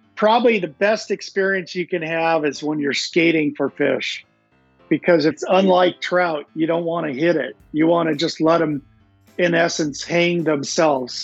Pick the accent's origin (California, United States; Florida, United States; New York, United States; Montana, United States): Montana, United States; moved away as an adult; also born or lived in Seattle area, Washington; now in Seattle, United States; growing up in Montana with uh, superb trout fishing